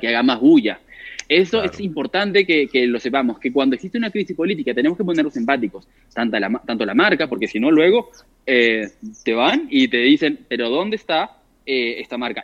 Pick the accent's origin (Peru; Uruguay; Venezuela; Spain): Peru; yo soy de Perú